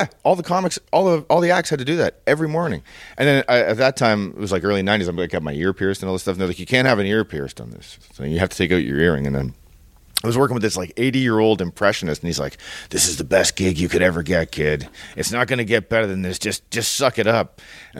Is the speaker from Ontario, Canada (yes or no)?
yes; Toronto, Ontario, Canada; So I'm from downtown Toronto, and that's okay. Where I grew up.